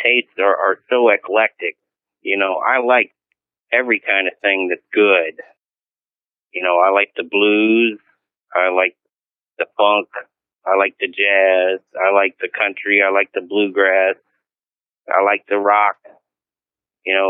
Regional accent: United States; also born or lived in Shreveport, Louisiana / Arkansas / Texas / Las Vegas; now in Manhattan, United States; I was born in Louisiana and grew up in Arkansas and Texas, I moved here a long time ago

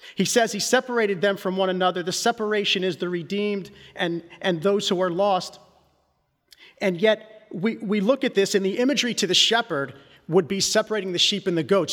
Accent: Philadelphia, Pennsylvania, United States; I grew up in Northeast Philly

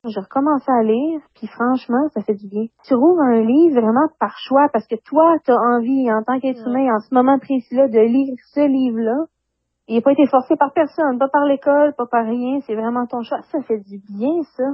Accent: Compton, Quebec, Canada; moved away as an adult; now in Montreal, Canada; je suis une fille de la campagne, je viens de Campton.

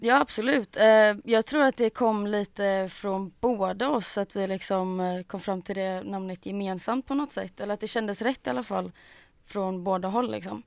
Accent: Gothenburg, Västra Götaland, Sweden; also born or lived in Mölndal; jag är från Göteborg, born and raised.

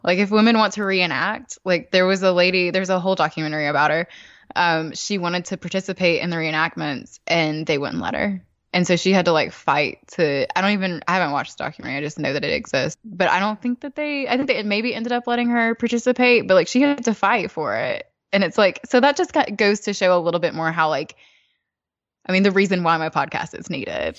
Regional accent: the South, United States; as a Southerner, I've never been to, to New York City

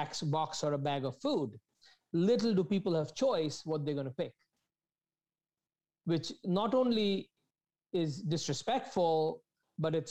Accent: India; moved away as an adult; now in Toronto, Canada; when I came to this country, I come from India, never left the country

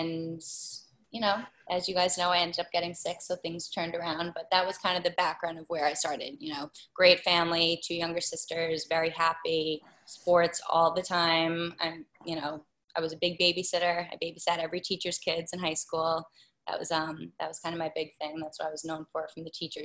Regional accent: Lloyd Harbor, New York, United States; I grew up in Lloyd Harbor

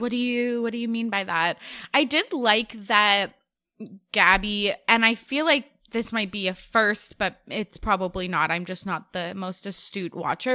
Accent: Canada; As a Canadian

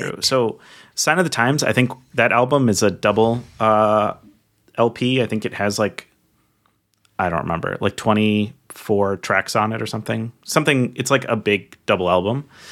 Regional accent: Minnesota, United States; growing up in Minnesota

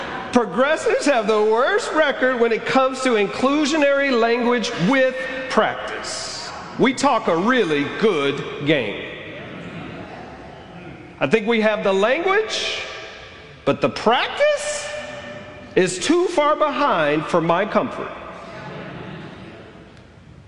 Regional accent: Alabama, United States; I grew up in Alabama

